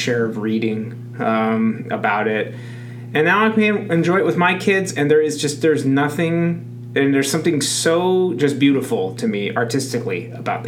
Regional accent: Southern California, United States; I grew up in Southern California, so we went to 10 to 20 Dodger games every year.

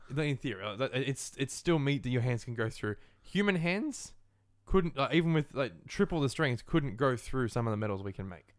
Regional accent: Australia; being an Australian and living in Australia

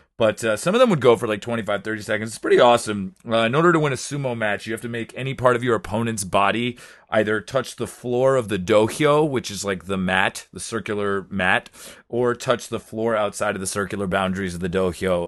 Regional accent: United States; moved away as an adult; now in Japan; I am American

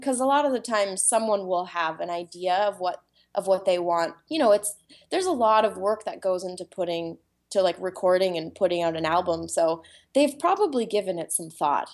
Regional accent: Vancouver Island, British Columbia, Canada; now in Vancouver, Canada; I grew up on Vancouver Island

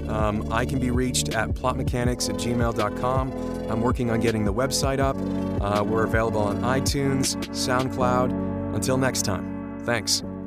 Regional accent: New England, United States; I'm from New England

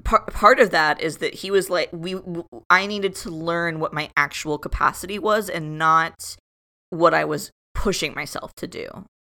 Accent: South Florida, United States; moved away as an adult; I grew up in Florida, like Kathy said, I grew up in South Florida, which is very different from North Florida

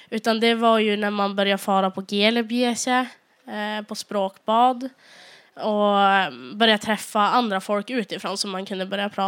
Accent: Sweden; accent: South Sami; som har gjort att jag har fått tillbaka den här eh, sydsamiska dialekten då jag kommer från Dikarna så det blir ganska mycket nordligare än den här i Östersund

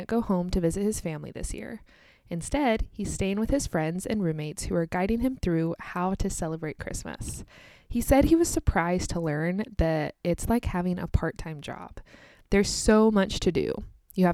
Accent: United States; also born or lived in Kansas

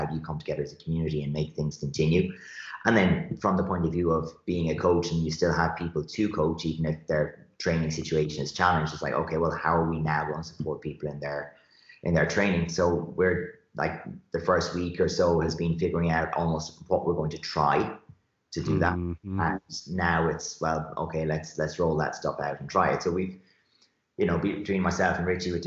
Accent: Shannon, Munster, Ireland; also born or lived in West Clare; I moved up from West Clare into Shannon, and Shannon still isn't a big town, but it was big compared to West Clare

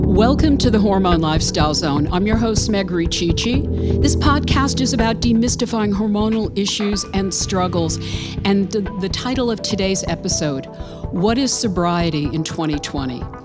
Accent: New York City, New York, United States; now in Charleston, United States; Brooklyn, New York, my hometown

